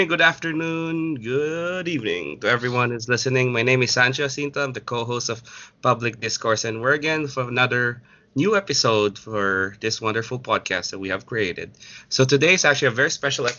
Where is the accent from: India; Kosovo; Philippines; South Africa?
Philippines; now in United States; I'm an immigrant from the Philippine Islands, Republic of the Philippines